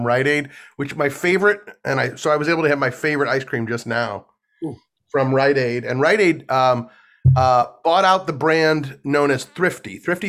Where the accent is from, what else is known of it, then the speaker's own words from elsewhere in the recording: St. Louis, Missouri, United States; Growing up in St. Louis